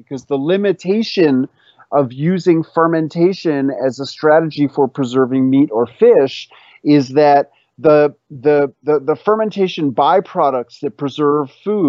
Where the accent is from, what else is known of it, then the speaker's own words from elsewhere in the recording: New York City, New York, United States; the pickles that I grew up with in New York City